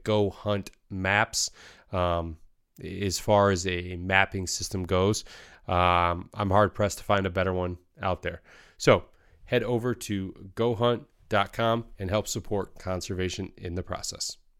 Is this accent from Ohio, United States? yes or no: no; Michigan, United States; moved away as an adult; I grew up in Michigan, very similar upbringing to you guys